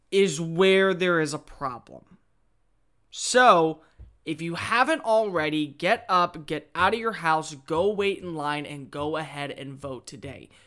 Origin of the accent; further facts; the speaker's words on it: United States; We as American citizens